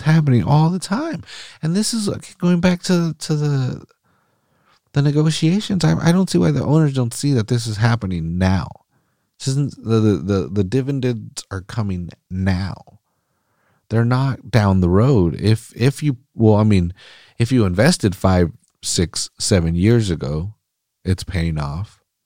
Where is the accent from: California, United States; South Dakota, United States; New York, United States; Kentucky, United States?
California, United States; Salinas; I'm from Salinas. I'm from the valley